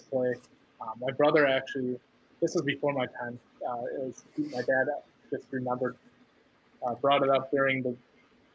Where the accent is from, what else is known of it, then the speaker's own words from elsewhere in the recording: central Wisconsin, United States; also born or lived in Milwaukee, Wisconsin; I was born in Milwaukee and then we moved later in the central Wisconsin where I stayed through high school